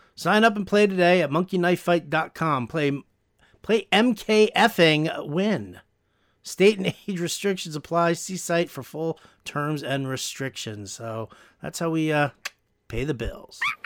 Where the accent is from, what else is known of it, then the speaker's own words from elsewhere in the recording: New York, United States; we grew up in New York